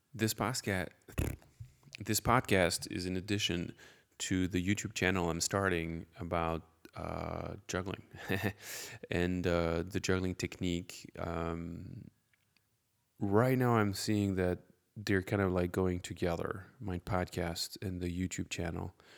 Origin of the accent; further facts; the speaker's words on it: France; English is a second language; I'm French, and I'm a juggler